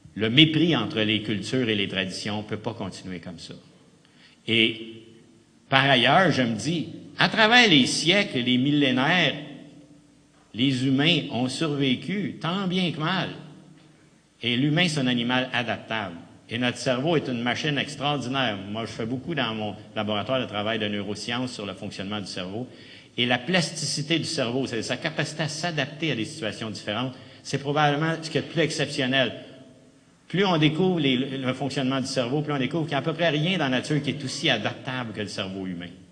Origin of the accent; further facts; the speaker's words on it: Quebec, Canada